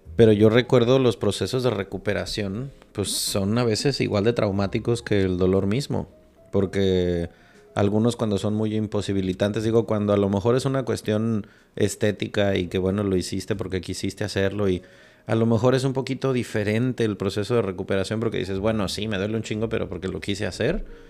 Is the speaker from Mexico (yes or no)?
yes; Mexico; Aquí a los niños desde los tres años les damos dulces que pican.